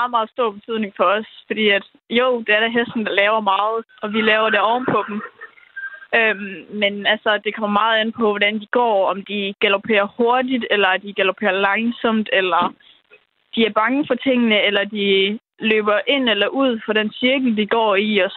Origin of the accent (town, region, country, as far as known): Denmark